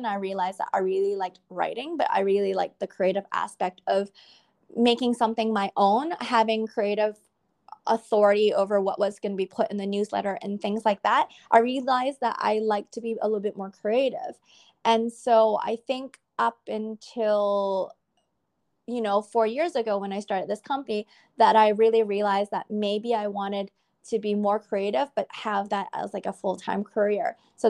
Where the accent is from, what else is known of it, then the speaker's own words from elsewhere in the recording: Canada; because it's different to what I was brought up with in North America. So I kind of find it, I guess, a blessing that I am a Canadian-born Chinese.